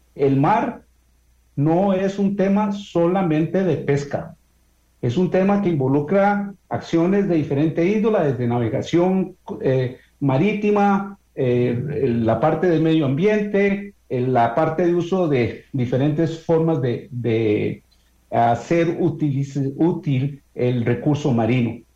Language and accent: Spanish; Costa Rica; nosotros como costarricenses